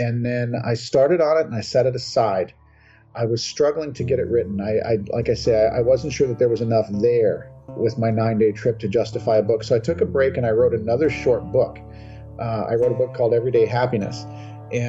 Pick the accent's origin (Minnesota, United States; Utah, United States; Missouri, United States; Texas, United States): Minnesota, United States; I'm out of my home state of Minnesota